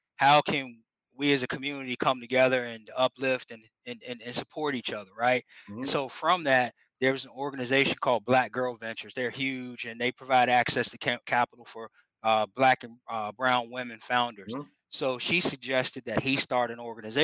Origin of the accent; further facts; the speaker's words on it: United States; That's my hometown. I'm from a small town called Greene County